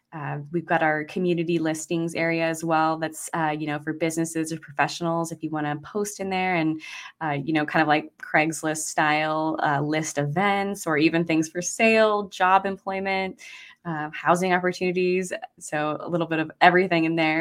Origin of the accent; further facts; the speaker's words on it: Idaho, United States; now in Maui, United States; I'm originally from Idaho, so I think that's where I got my freedom-loving spirit from